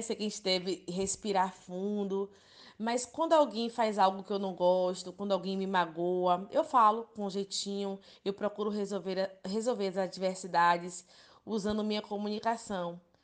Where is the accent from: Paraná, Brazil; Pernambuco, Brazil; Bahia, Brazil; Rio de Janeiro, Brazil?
Bahia, Brazil; Ilhéus; Sou natural de Ilhéus, Bahia, Brasil.